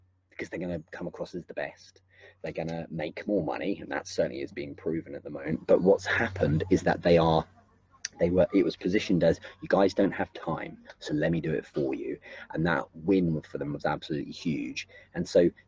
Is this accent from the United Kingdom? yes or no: yes; England, United Kingdom; I'm English as well